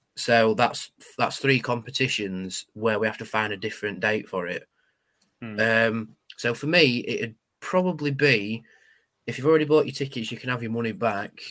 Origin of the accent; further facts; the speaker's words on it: United Kingdom; we're the British